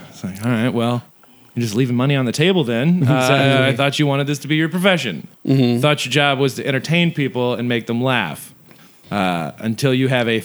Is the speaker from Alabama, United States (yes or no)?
no; Gulfport, Mississippi, United States; I'm from Gulfport